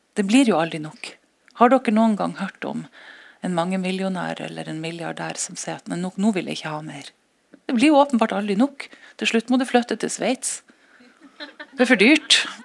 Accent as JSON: {"language": "Norwegian", "country": "Norway", "said": "siden vi er norsk"}